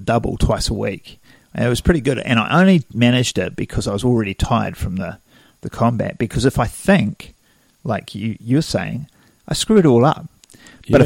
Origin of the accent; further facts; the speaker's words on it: Wellington, New Zealand; I grew up in Wellington on the top of a big, big bloody hill